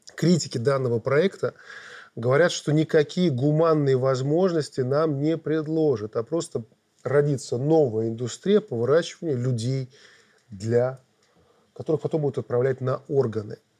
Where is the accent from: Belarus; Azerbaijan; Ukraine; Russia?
Belarus; мы белорусы мирные люди